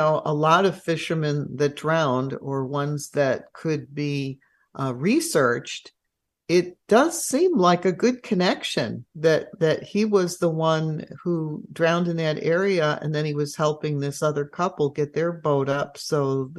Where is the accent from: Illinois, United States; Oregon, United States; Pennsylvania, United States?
Illinois, United States; Chicago; now in Puget Sound, United States; I'm originally from Chicago